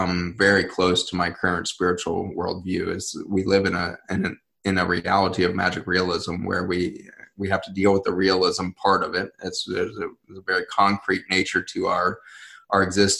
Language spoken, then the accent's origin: English; Colorado, United States; I was growing up in Colorado, which is, a huge Hispanic, group there.